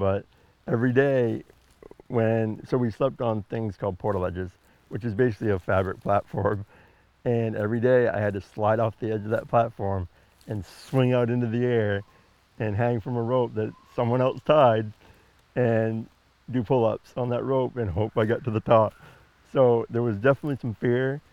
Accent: Patten, Maine, United States; when I was growing up in Patton. We lived in the woods

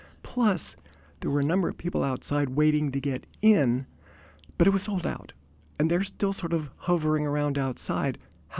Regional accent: Denver, Colorado, United States; I grew up in Denver, Colorado

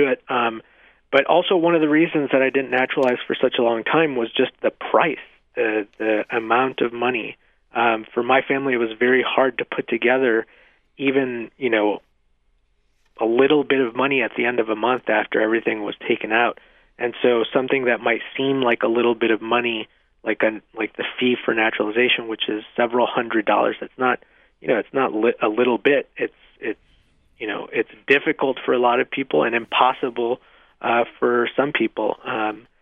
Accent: Mexico; now in Nevada, United States; I was born in Mexico

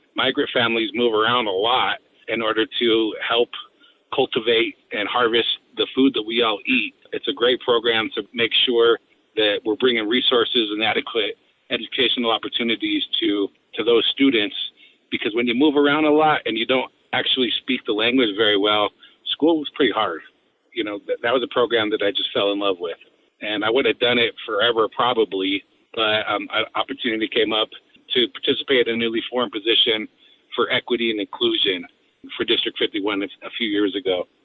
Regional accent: Delta, Colorado, United States; I have a lot of love for my hometown. Delta was a place where I was raised

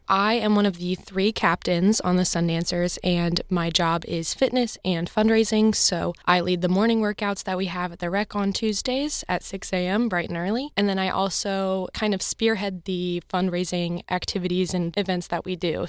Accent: Columbia, Missouri, United States; I'm from Columbia

